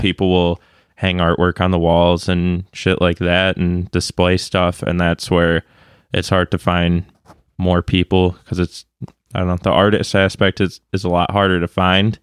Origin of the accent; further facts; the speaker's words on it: Grosse Pointe, Michigan, United States; I grew up in Grosse Pointe.